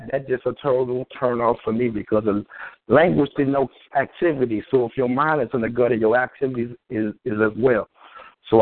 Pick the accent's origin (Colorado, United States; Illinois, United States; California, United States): Illinois, United States; Chicago; I grew up in Cabrini